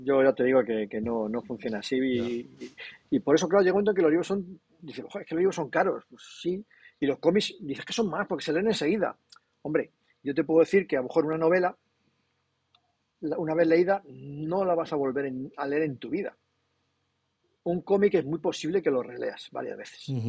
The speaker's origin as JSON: {"language": "Spanish", "region": "Castile and León", "country": "Spain", "said": "yo que soy muy castellano, en Castilla y León"}